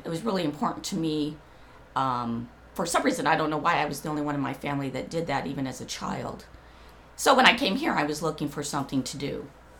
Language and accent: English; Indiana, United States; also born or lived in Los Angeles; now in Whidbey Island, United States; I grew up in the Midwest in Indiana.